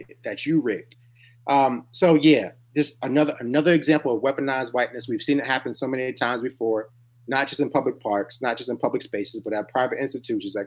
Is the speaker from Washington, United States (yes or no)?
no; New York City, New York, United States; I'm from Harlem, New York. I was born in 88.